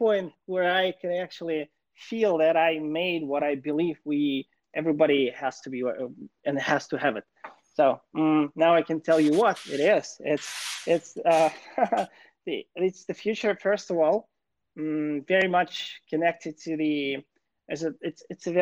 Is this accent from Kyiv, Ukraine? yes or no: yes; Kyiv, Ukraine; moved away as an adult; now in Los Angeles, United States; I was born and raised in Kyiv, Ukraine.